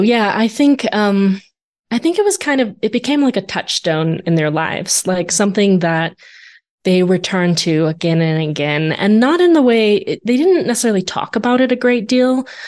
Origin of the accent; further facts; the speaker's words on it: Arizona, United States; I grew up in Arizona.